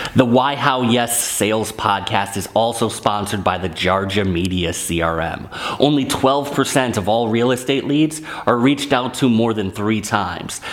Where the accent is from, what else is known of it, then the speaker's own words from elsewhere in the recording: Northeast, United States; I'm from the Northeast